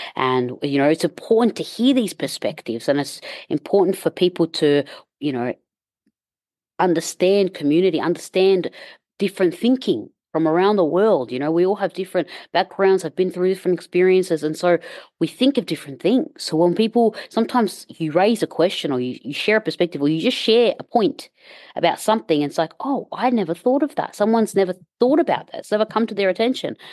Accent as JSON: {"language": "English", "country": "Egypt", "said": "I'm from Egypt"}